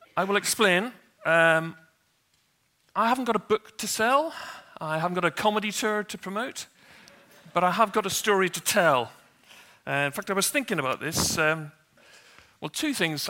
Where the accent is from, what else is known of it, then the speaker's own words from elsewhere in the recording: Northern Ireland, United Kingdom; I grew up in Northern Ireland